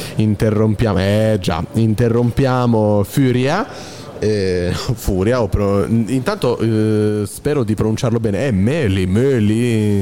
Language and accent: Italian; Basilicata, Italy; now in Marche, Italy; non sono, marchigiano, proprio quanto più distante dalle Marche, abito qui da 5 De anni. Nella Basilicata